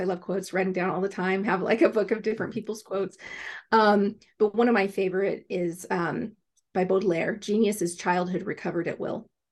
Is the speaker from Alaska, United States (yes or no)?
yes; Alaska, United States; I grew up in Alaska